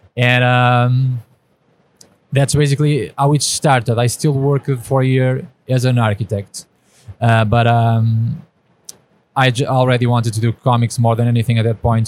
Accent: Portugal; I'm from Portugal, so a small country

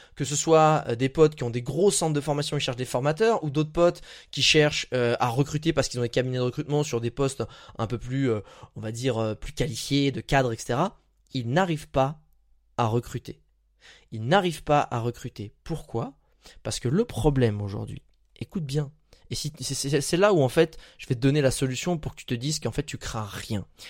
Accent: France; moved away; je suis dans ma région, là où j'ai grandi en ce moment, et bah en fait on avait à peu près une heure de Paris

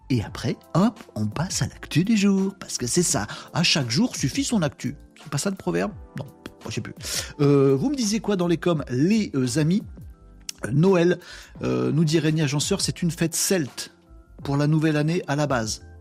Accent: Hauts-de-France, France; Nous, à la Saint-Nicolas, quand j'étais môme dans le Nord, on se balançait, c'était, c'était le bazar.

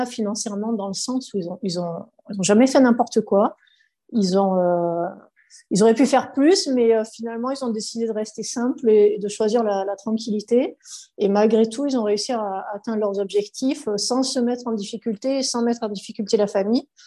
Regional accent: Var, Provence-Alpes-Côte d'Azur, France; du Var

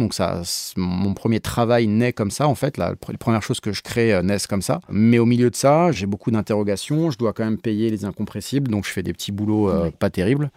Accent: Paris, Île-de-France, France; je suis un Parisien ex-commercial

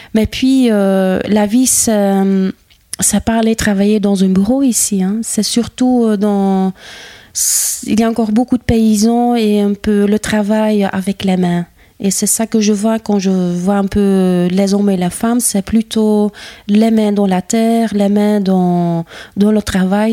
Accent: Herselt, Flanders, Belgium; French is a second language; moved away as an adult; now in Libramont, Belgium; Je viens de Herselt. C'est une, euh, une commune rurale dans la Campine

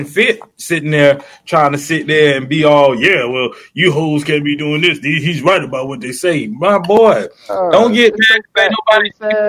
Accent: Florida, United States; I'm from Florida.

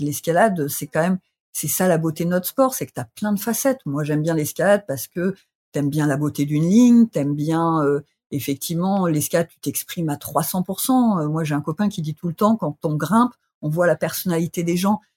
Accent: Bourgogne-Franche-Comté, France; now in Grenoble, France; je, suis originaire du ah, Sossois

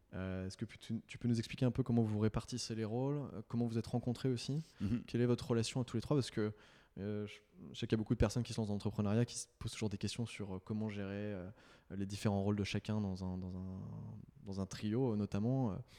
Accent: Nantes, Pays de la Loire, France; je viens de Nantes

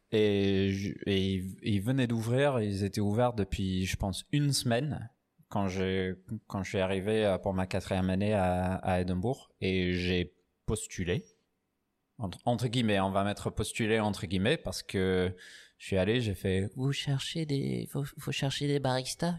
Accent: Newcastle upon Tyne, North East England, United Kingdom; French is a second language; moved away as an adult; also born or lived in Edinburgh / Paris / Aix-en-Provence; now in France; je suis anglais. Anglais du Newcastle. J'ai fait mes études à Édimbourg

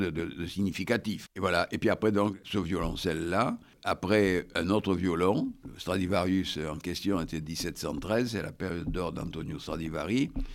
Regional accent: Bordeaux, Nouvelle-Aquitaine, France; je suis de Bordeaux

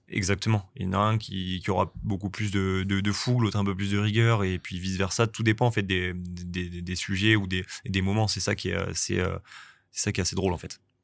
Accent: Angoulême, Nouvelle-Aquitaine, France; also born or lived in Bordeaux; now in Nice, France; je suis originaire d'Angoulême, donc en Charente

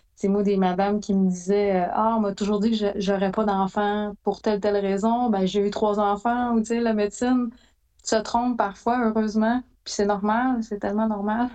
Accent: Abitibi-Témiscamingue, Quebec, Canada; je suis originaire d'Abitibi, d'Abitibi-Témiscamingue

